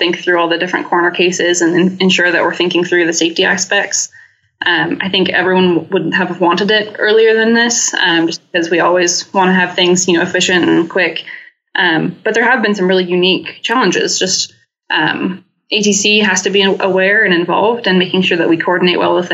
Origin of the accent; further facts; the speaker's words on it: Oregon, United States; moved away as an adult; also born or lived in Utah; I grew up in Oregon